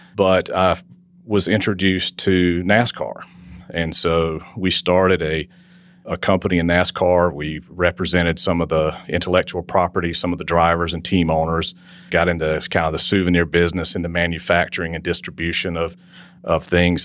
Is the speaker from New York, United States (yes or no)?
no; Wilson, North Carolina, United States; I grew up in Wilson, North Carolina.